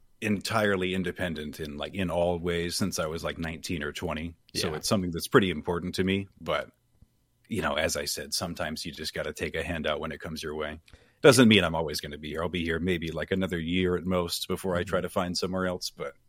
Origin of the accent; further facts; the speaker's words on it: Maine, United States; moved away as an adult; now in Florida, United States; I'm from Maine. I live in Florida now for the past year.